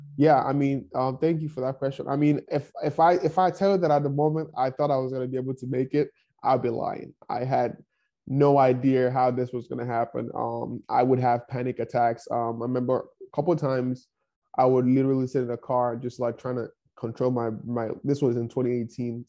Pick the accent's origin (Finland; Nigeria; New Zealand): Nigeria; English is a second language; moved away as an adult; now in Kansas City, United States; growing up in Nigeria, I grew up in one of the poorest towns in Nigeria.